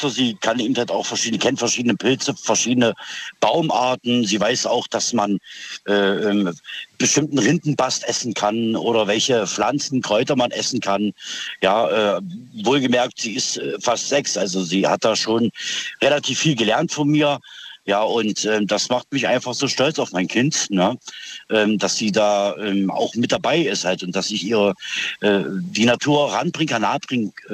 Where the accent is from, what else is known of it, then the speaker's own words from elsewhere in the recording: East Germany, Germany; now in Schwäbisch Gmünd, Germany; ich bin ursprünglich aus dem Osten, bin aber hier in Baden-Württemberg, ähm, Schwäbisch Gmünd.